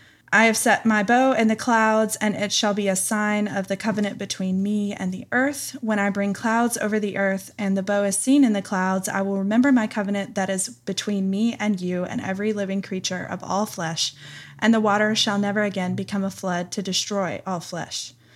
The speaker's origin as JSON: {"language": "English", "region": "Tennessee", "country": "United States", "said": "from Tennessee. Animals hee-haw."}